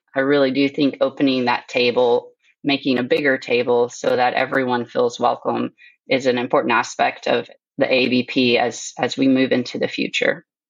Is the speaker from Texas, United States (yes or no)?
yes; Sulphur Springs, Texas, United States; now in Alberta, Canada; I grew up in Northeast Texas and Sulphur Springs in a uh, mixed animal practice